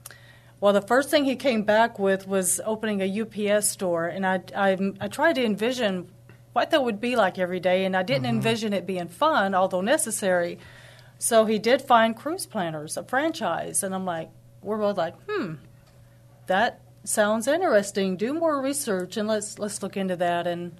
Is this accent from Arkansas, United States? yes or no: yes; Arkansas, United States; moved away as an adult; now in San Antonio, United States; I'm originally from Arkansas